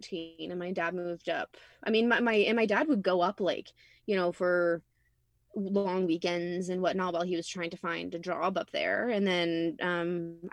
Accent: Riverside, California, United States; moved away as an adult; also born or lived in Canada / New Brunswick, Canada; now in California, United States; I grew up in Riverside, where I went to high school

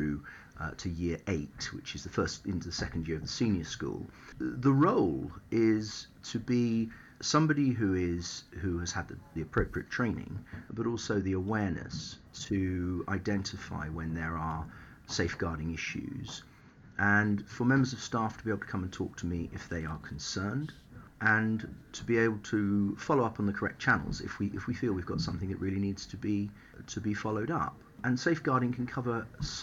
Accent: Taunton, South West England, United Kingdom; I was brought up in Somerset. I grew up in Taunton, went to Taunton School

